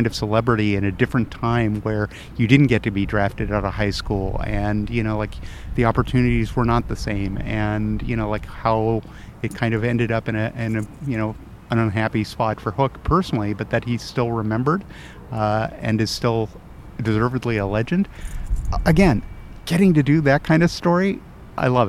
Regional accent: Sacramento, California, United States; moved away; I grew up in Northern California

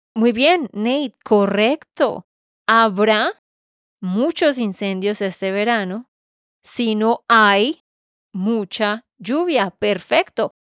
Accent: Santander, Colombia; de Santander, Colombia

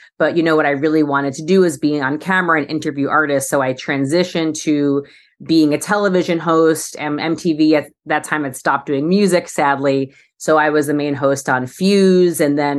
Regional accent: New York City, New York, United States; now in Los Angeles, United States; And then as a New Yorker moving to LA, it was sort of my way to meet people was to try different fitness things.

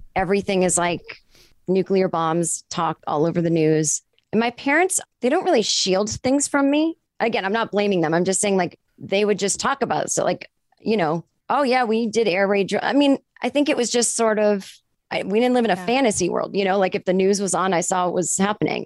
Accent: a suburb 25 minutes outside of Boston, Massachusetts, United States; I grew up in Massachusetts in a suburb, uh, like 25 minutes outside of Boston

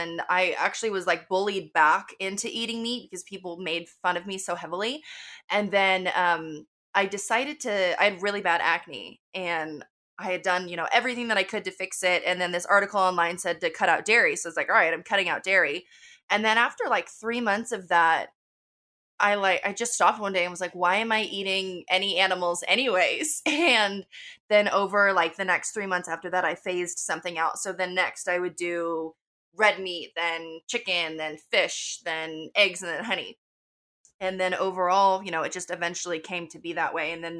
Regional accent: Wilton, California, United States; I was raised in Sacramento, actually more specifically in Wilton, which is kind of a, like, small rural area

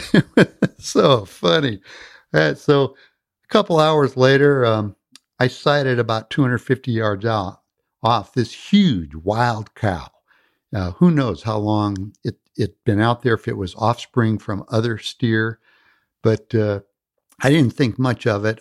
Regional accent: California, United States; also born or lived in Midwest; I was born in the Midwest, but my family moved to the peninsula when I was very young. I grew up on the peninsula

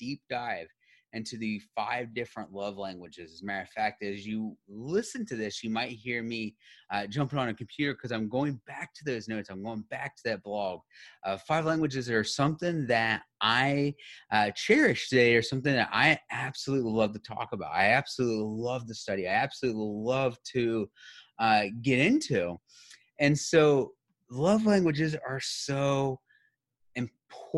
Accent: United States; as somebody who grew up in the United States, I've never learned a different language

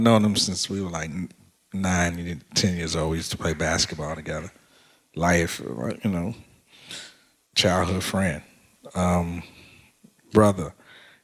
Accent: Chicago, Illinois, United States; growing up on the South Side

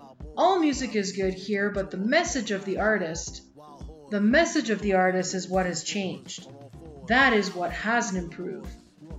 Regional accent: San Luis Potosí, Mexico; I am from San Luis Potosí, and there they use peyote.

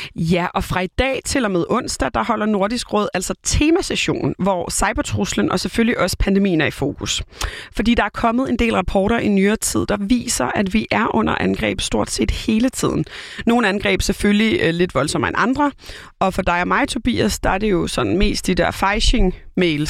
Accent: Copenhagen, Capital Region of Denmark, Denmark; jeg er jo Køben, born and bred københavner

